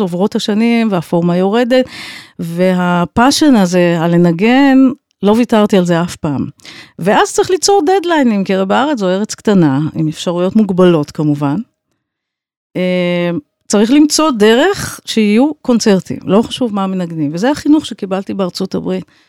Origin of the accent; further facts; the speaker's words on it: Tel Aviv, Tel Aviv District, Israel; also born or lived in United States; אני גדלתי בבית לא רק של מוזיקה, אלא גם של אומנות, של ציור, של שירה, של ספרות, ובעצם כל הבוהמה התל אביבית הייתה אצלנו בבית